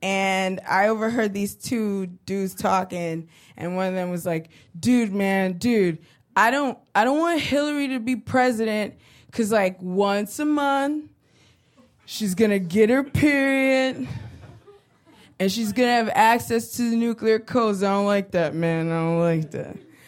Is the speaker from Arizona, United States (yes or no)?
no; Brooklyn, New York, United States; I'm from Brooklyn. I was born and raised in Brooklyn. I grew up in a neighborhood called East New York.